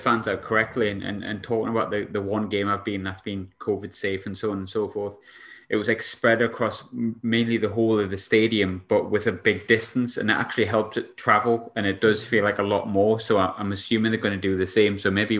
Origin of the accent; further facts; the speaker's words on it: England, United Kingdom; now in Scotland; as much as I was born in England, that's my team, I would love to see us do well, because it's a place where I live.